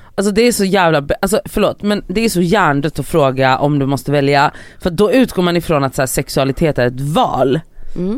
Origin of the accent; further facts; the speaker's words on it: Gothenburg, Västra Götaland, Sweden; jag är då uppvuxen i Biskopsgården i Göteborg